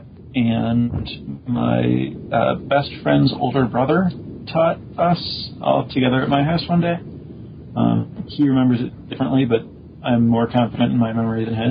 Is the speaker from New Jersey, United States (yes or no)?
no; Chicago, Illinois, United States; I grew up in the Chicago area.